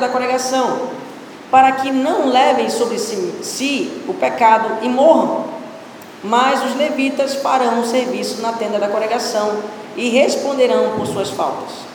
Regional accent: Pará, Brazil; eu sou paraense, filho de paraense

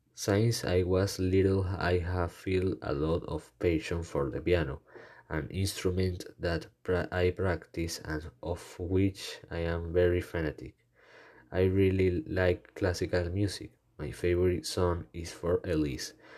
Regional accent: Caracas, Capital District, Venezuela; I was born in Caracas on February 25, 2005. I live in the Los Naranjos urbanization in a building that has a beautiful view of the entire city of Caracas.

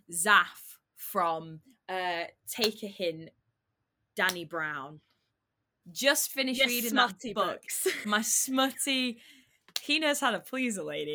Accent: Sheffield, Yorkshire and the Humber, United Kingdom; I am 23 years old. I'm from the north. I'm from Sheffield.

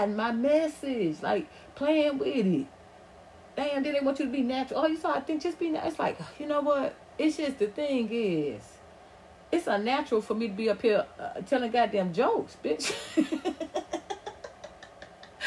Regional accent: Atlanta, Georgia, United States; accent: Southern drawl; also born or lived in Los Angeles; I grew up in Atlanta

